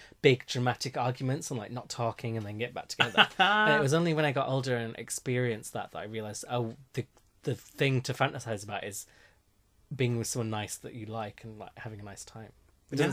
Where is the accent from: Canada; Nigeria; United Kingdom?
United Kingdom; Yorkshire and the Humber; I'm from Yorkshire